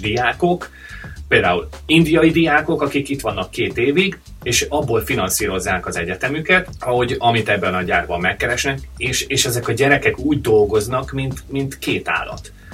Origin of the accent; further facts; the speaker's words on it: Hungary; moved away; egy nyelvet beszélünk, magyarok vagyunk